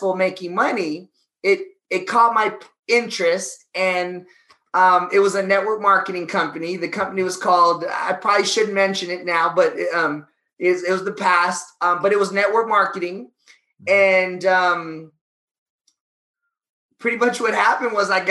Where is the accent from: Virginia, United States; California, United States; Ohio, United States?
California, United States; Los Angeles; I'm an LA kid, East LA, grew up in the hood.